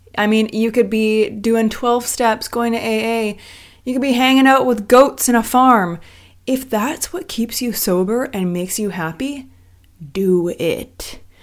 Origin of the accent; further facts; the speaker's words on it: Vancouver, British Columbia, Canada; moved away as an adult; also born or lived in Los Angeles, United States; I'm originally from Vancouver, Canada